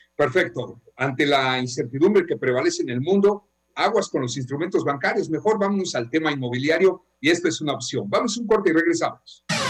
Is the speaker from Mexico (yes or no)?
yes; Mexico